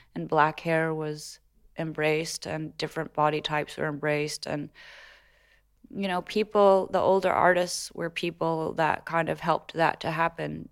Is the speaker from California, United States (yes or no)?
yes; Los Angeles, California, United States; moved away as an adult; also born or lived in New York; I grew up in Los Angeles as a baby